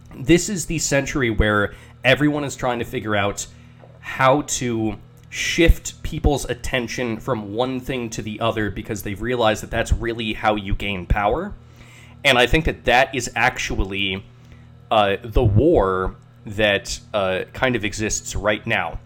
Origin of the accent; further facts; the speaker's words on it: United States; I'm an I'm an American